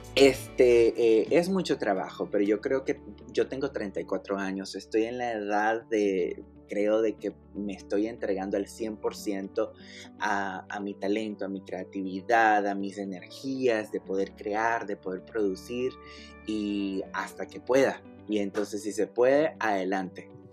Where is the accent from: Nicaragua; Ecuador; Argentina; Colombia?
Nicaragua; Masaya; moved away as an adult; now in Miami, United States; yo nací en la ciudad de Masaya, Nicaragua